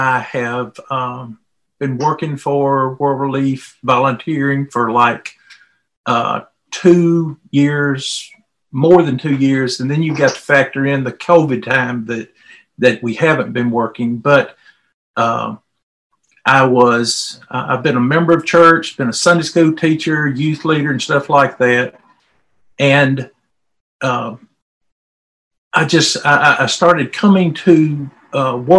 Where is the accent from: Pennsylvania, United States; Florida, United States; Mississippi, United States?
Mississippi, United States; moved away; I'm from Mississippi originally, and I'm from the South